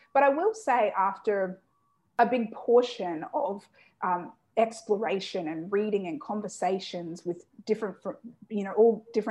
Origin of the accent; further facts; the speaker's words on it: Australia; I was born and raised in Australia